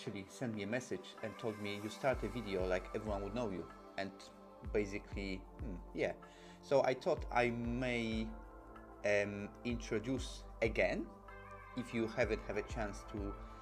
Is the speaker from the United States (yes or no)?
no; Poland; now in London, United Kingdom; We are purely made in Poland, 100% Polish, live in London